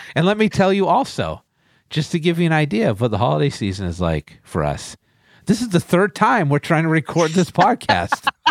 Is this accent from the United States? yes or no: yes; New Bedford, Massachusetts, United States; New Bedford, Massachusetts, my hometown